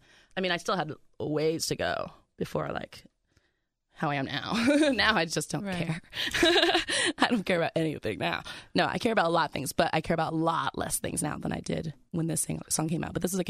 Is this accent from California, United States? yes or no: yes; California, United States; I was already cool because I was from California.